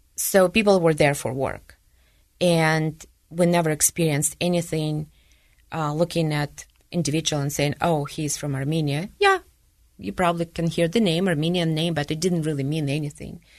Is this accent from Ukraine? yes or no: yes; Donetsk, Donetsk Oblast, Ukraine; English is a second language; now in Utah, United States; I grew up in the Ukraine, in Donetsk